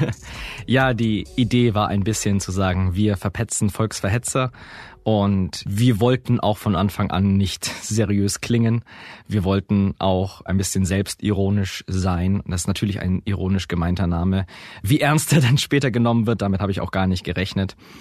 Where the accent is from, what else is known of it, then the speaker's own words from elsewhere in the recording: Augsburg, Bavaria, Germany; ich komme aus Augsburg